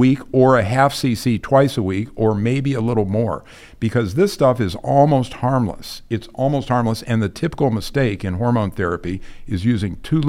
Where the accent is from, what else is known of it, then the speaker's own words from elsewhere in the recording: Kent, Ohio, United States; I'm a Midwesterner, and okay. I grew up in Kent, Ohio, you know, Kent State.